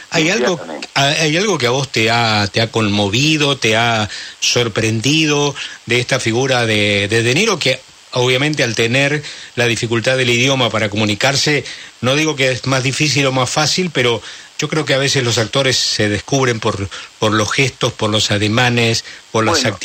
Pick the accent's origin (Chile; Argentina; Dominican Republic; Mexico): Argentina; ¿usted de qué nacionalidad es? Le digo, soy argentino.